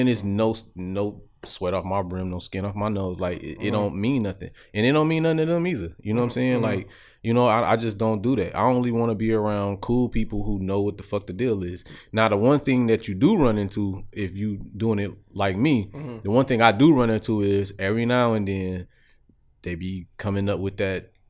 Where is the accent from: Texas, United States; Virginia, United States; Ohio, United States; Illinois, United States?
Illinois, United States; Chicago; Like, I'm from Chicago.